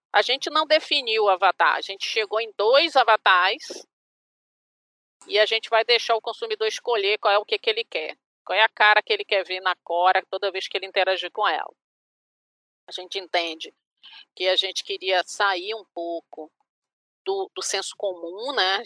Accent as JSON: {"language": "Portuguese", "region": "Bahia", "country": "Brazil", "said": "eu sou baiana"}